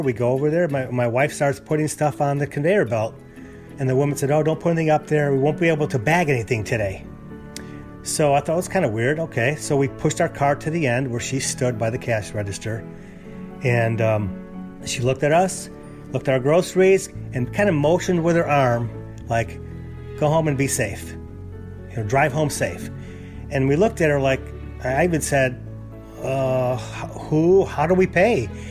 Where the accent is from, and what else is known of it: Chicago, Illinois, United States; moved away as an adult; also born or lived in California; now in Houston, United States